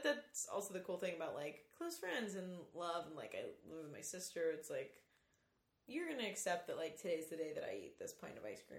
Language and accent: English; North Carolina, United States; also born or lived in California / New York